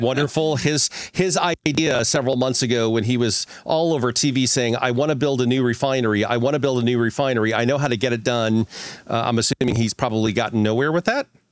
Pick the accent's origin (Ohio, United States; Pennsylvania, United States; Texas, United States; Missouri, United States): Missouri, United States; Ozark Mountains; I grew up in Missouri, right? So I, I actually grew up in the Ozark Mountains